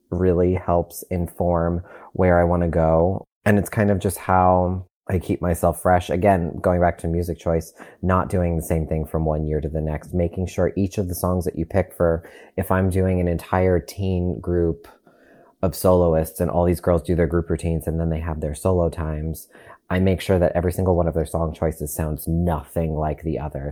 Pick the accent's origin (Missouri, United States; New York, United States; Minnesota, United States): New York, United States; Long Island; I'm originally from Long Island in New York